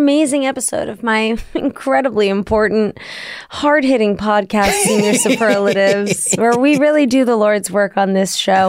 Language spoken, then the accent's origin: English; Washington, District of Columbia, United States; moved away; I will be in Washington, D.C. April 14th and 15th, going back to my hometown.